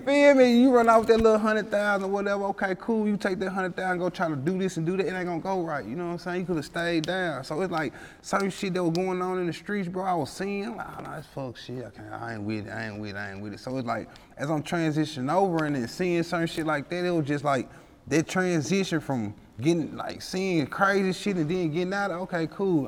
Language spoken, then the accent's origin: English; Memphis, Tennessee, United States; I grew up in uh, South Memphis, like uh, around the area. I grew up in Walker Home